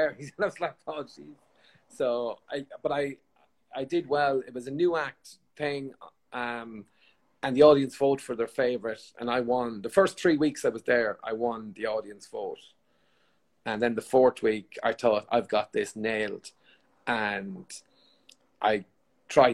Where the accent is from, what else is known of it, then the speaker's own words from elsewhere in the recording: Limerick, Munster, Ireland; I was from Limerick